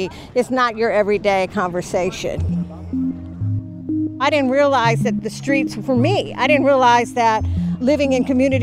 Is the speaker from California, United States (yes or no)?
yes; Los Angeles, California, United States; I grew up in West Adams, and my sister and I rode on bikes all the time.